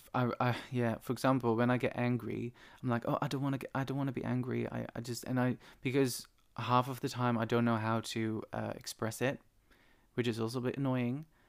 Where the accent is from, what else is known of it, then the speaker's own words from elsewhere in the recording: Netherlands; moved away; Back in the Netherlands, I remember, it must be eight, eight, nine years ago, there was this guy in my hometown